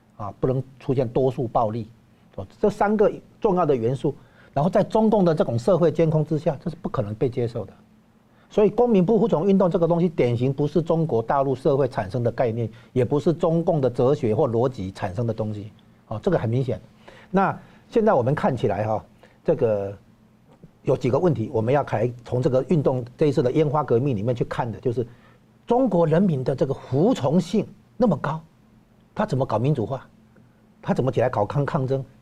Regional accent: Taiwan; 对我们台湾这边来讲

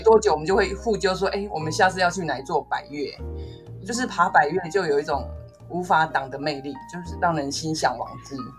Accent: Taiwan; 我们自己身为台湾人

